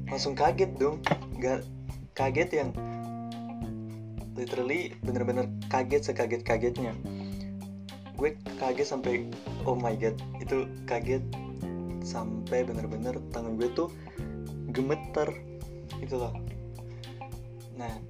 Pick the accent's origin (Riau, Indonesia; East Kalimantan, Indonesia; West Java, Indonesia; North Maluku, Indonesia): North Maluku, Indonesia; Ternate; now in Bogor, Indonesia; gue kan asalnya dari Ternate kan provinsi Maluku Utara dari Indonesia Timur nah pas gue nyampe e, ya pas gue nyampe di sini di Bogor